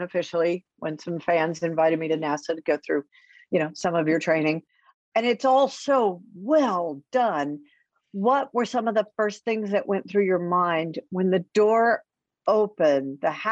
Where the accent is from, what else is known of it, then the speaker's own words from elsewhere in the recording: College Station, Texas, United States; I grew up in College Station